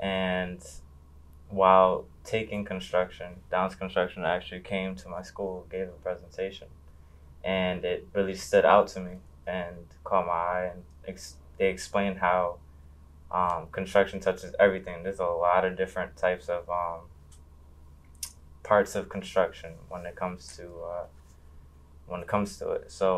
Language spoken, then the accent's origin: English; Hartford, Connecticut, United States; also born or lived in Newington, Connecticut / New Britain, Connecticut; I was born in Hartford, and then now I live in Newington. I attended New Britain High School.